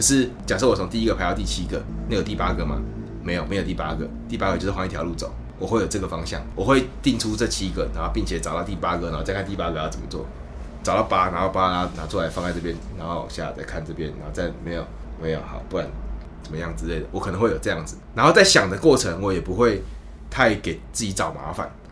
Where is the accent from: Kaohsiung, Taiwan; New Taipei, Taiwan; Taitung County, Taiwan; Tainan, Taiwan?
Kaohsiung, Taiwan; moved away as an adult; also born or lived in Taichung; now in Taipei, Taiwan; 我是高雄人，我去台中住的十年，我现在搬来台北教这个吉他